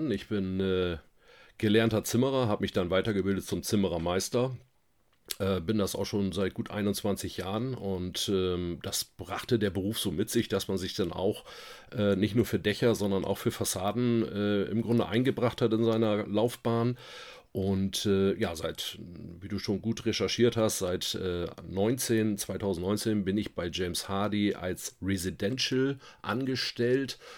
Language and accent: German; Bremen, Germany; Ähm, wenn du in Hamburg wärst, hätten, hätte ich ein Moin Moin gesagt, aber das ist bei uns in Bremen schon Gesabbel.